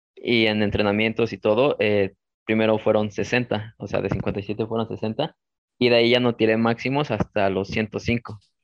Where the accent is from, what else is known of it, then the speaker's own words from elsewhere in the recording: Mexico City, Mexico; soy de la Ciudad de México